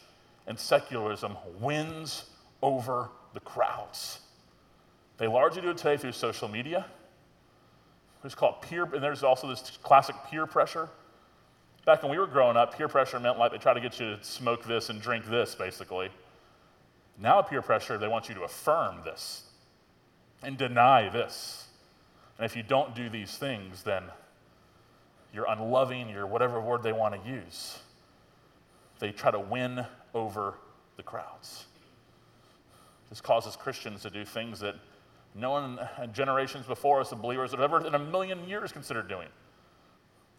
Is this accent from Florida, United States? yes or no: yes; Tallahassee, Florida, United States; being a pastor in my hometown, I grew up here in Tallahassee